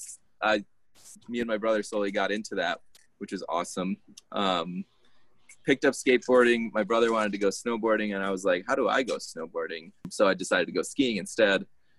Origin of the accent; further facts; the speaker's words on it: Connecticut, United States; born there; So I was born in Connecticut, so I'm an American citizen based off that.